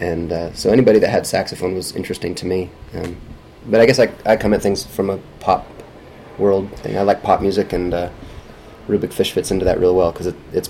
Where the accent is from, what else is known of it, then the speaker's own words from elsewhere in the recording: Vermont, United States; I grew up in Vermont